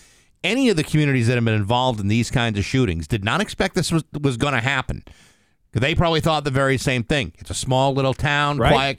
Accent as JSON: {"language": "English", "region": "Connecticut", "country": "United States", "tie": "born or raised there", "said": "Yeah, well, I mean, growing up in Connecticut, it's like a different world down there."}